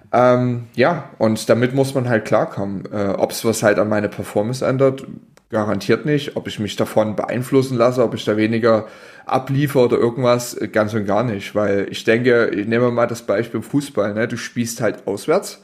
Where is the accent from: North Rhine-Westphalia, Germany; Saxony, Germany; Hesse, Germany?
Saxony, Germany; Dresden; ich komme ja aus Dresden